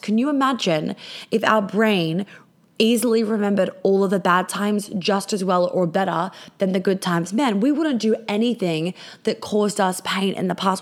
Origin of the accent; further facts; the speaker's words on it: Australia; I'm Australian